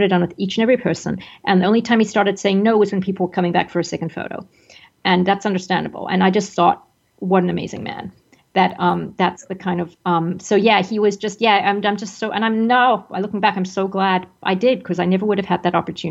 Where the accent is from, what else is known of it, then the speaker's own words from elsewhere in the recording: Zimbabwe; moved away; I grew up in Zimbabwe